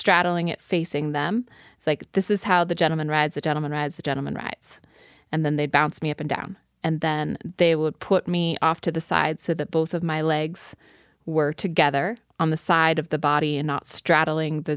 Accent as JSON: {"language": "English", "region": "Midwest", "country": "United States", "tie": "born or raised there", "said": "I grew up in the Midwest"}